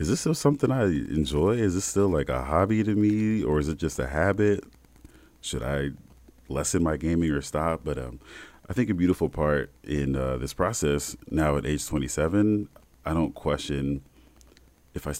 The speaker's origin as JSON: {"language": "English", "town": "South Bend", "region": "Indiana", "country": "United States", "tie": "born or raised there", "said": "South Bend, born and raised, Midwest kid."}